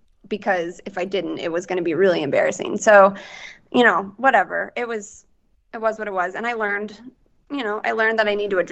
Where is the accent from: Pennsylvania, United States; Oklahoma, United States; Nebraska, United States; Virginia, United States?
Nebraska, United States; Western; I grew up in Western Nebraska.